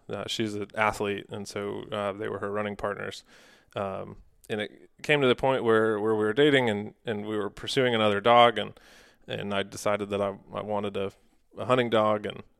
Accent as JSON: {"language": "English", "region": "New England", "country": "United States", "tie": "born or raised there", "said": "So I grew up in New England, in Massachusetts, in Connecticut, on a small family farm, and came to the outdoors through that. Grew up deer hunting."}